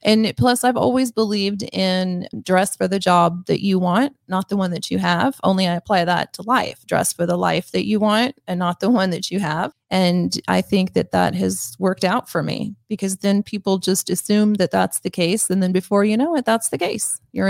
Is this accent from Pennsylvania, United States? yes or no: no; Missouri, United States; accent: twang; You know, I'm from Missouri, but I should say Missouri. And there are times when my twang comes out a little bit more and times when I tuck it in.